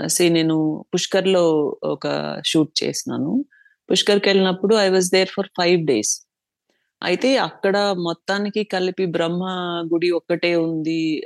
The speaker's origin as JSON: {"language": "Telugu", "town": "Chittoor", "region": "Andhra Pradesh", "country": "India", "tie": "born or raised there", "also_born_or_lived": "Tirupati", "moved": "as an adult", "lives_now": "Bengaluru, India", "said": "నేను చిత్తూరులోనే పుట్టి పెరిగినాను"}